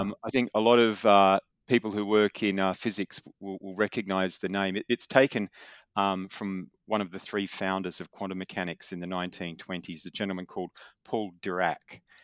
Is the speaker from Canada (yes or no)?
no; Newcastle, New South Wales, Australia; I was, uh, born and grew up in, uh, north of Sydney, a town called Newcastle